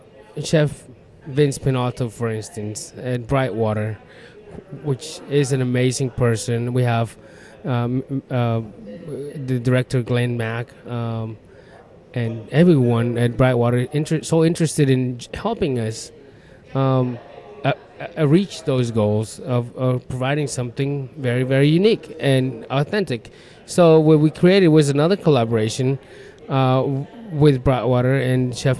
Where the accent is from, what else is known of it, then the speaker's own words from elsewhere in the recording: Michoacán, Mexico; now in Arkansas, United States; my home state of Michoacan